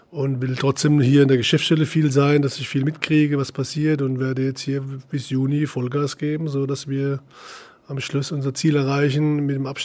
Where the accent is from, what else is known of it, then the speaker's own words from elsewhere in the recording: Leutershausen, Bavaria, Germany; Ich bin in Leutershausen groß geworden, das ist ein kleines Ort, äh, da war auch ein Traditionsverein